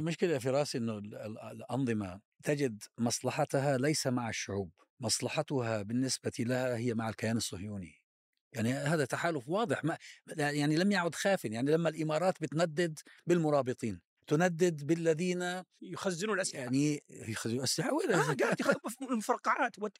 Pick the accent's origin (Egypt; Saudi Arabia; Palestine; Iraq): Palestine; بلادنا فلسطين